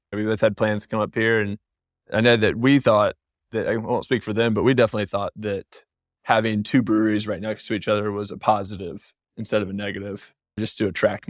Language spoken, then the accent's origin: English; Winston-Salem, North Carolina, United States; also born or lived in Galax, Virginia / Richmond, Virginia; I was born in Galax, but we moved to Winston-Salem whenever I was 5. So I really grew up in Winston, and my wife was born and raised in Winston as well. So we spent a few years in Richmond and then wanted to come home